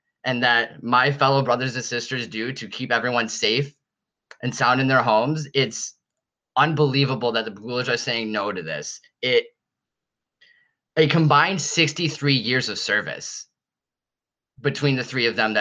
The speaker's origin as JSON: {"language": "English", "town": "Buffalo", "region": "New York", "country": "United States", "tie": "born or raised there", "said": "I grew up in Buffalo. I've lived here my entire life"}